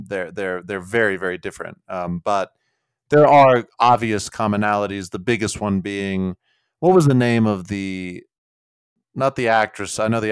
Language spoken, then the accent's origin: English; United States; I'm an American.